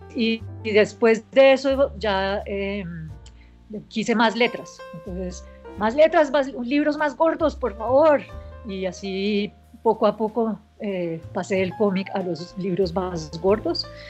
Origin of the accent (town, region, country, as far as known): Colombia; born or raised there; also born or lived in United States